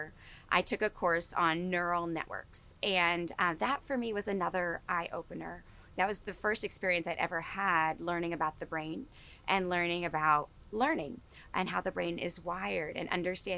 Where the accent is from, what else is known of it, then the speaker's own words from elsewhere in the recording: Newark, New Jersey, United States; I grew up in Newark, New Jersey